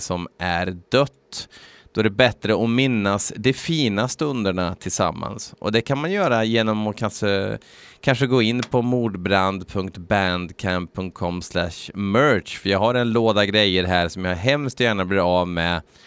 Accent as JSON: {"language": "Swedish", "region": "Värmland", "country": "Sweden", "said": "vi är värmlänningar"}